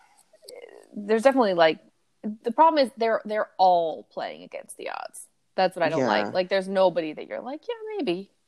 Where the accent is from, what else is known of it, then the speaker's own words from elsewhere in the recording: United States; And I'm from America